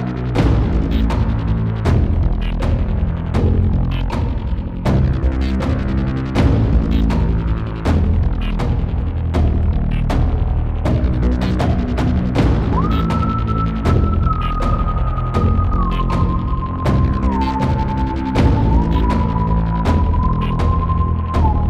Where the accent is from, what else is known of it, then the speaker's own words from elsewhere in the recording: Dayton, Ohio, United States; near Dayton, my hometown